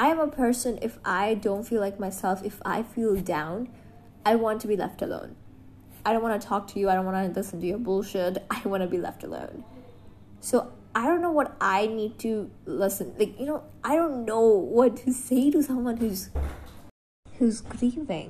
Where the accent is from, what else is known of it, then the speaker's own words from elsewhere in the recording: India; I'm from India.